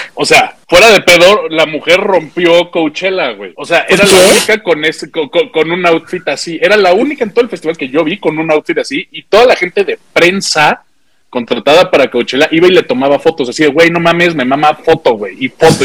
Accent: Mexico; ver una banda mexicana

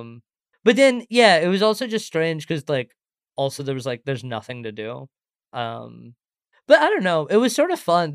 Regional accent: St. Louis, Missouri, United States; also born or lived in India / Singapore; I was born in India, and then I moved to Singapore when I was seven, and then I moved to Saint Louis when I was ten

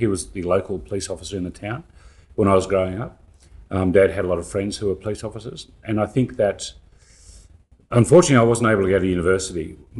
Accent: Cumnock, New South Wales, Australia; I grew up in a very small village in the central west of New South Wales, a little town called Cumnock. Had a huge population of about 250 people in the town

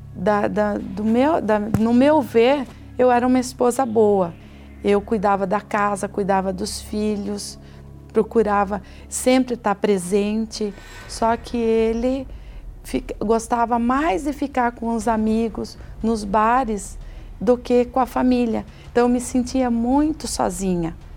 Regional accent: Sorocaba, São Paulo, Brazil; sou de Sorocaba

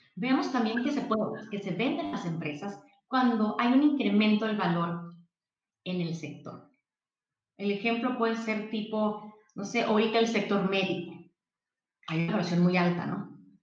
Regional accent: Mexicali, Baja California, Mexico; yo soy de Mexicali, em, estudié aquí contador público internacional

